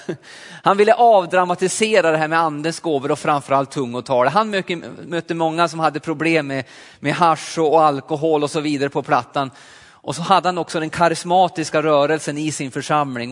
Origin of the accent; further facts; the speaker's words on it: Alsen, Jämtland, Sweden; moved away; also born or lived in Östersund / Forshaga; Jag är uppvuxen uppe i Jämtland i en liten pingstförsamling i Alsen